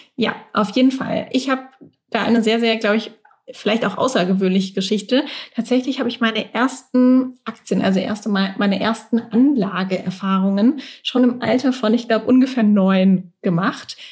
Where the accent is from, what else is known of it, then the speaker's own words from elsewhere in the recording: Mannheim, Baden-Württemberg, Germany; in meiner Heimatstadt in Mannheim